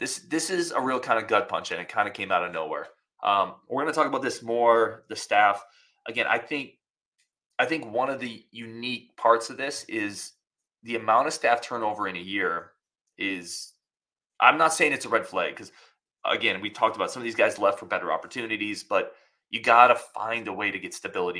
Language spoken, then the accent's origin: English; Wisconsin, United States; I'm not a math guy. I'm from Wisconsin. Everyone is.